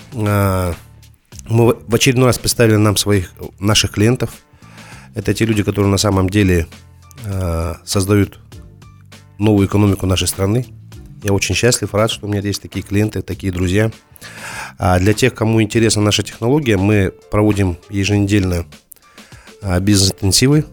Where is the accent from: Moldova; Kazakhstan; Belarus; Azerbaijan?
Kazakhstan; Мы, как казахи